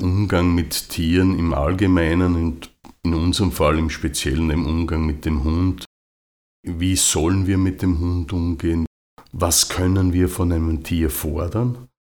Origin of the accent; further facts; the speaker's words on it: Austria; bei uns in Österreich